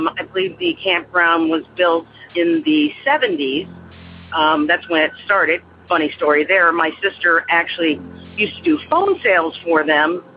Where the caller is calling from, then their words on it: Aurora, Illinois, United States; I'm calling from Aurora, Illinois